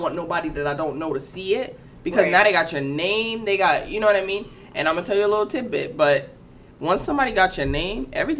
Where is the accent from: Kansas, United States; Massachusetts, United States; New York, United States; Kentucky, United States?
New York, United States; New York City; I'm from New York City